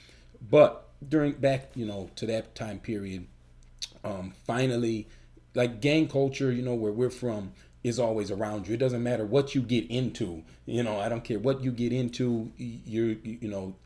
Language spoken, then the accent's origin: English; Chicago, Illinois, United States; we're from Chicago